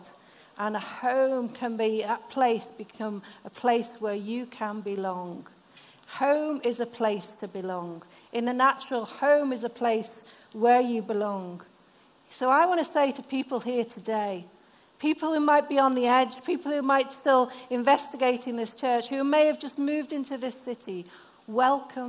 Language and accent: English; the north of England, United Kingdom; accent: northern; moved away; this northern lass that has northern words every now and again. My mum was German, so my accent isn't quite as strong as other northerners